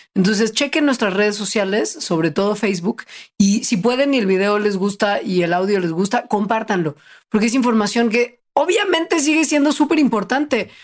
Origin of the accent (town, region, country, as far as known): Mexico